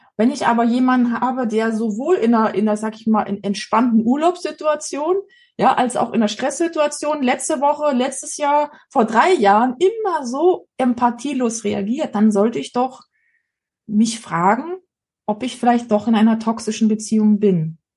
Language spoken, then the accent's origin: German; East Germany, Germany; wir sind ja in der DDR groß geworden